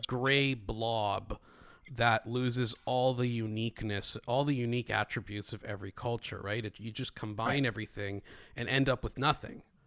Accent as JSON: {"language": "English", "country": "Greece", "tie": "born or raised there", "moved": "yes", "said": "although I grew up in Greece, when I came here"}